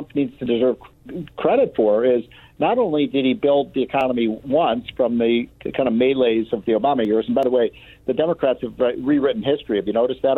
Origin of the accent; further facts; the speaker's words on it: Illinois, United States; my home state of Illinois